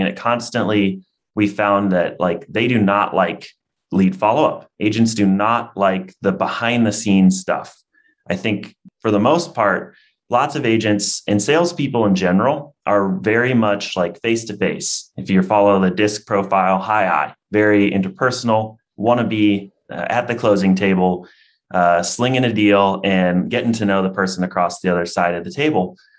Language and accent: English; Iowa, United States; born and raised in Iowa